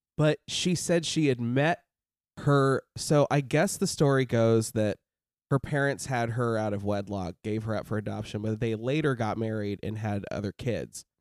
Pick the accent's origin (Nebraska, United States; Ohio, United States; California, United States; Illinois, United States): Nebraska, United States; moved away; I'm from Nebraska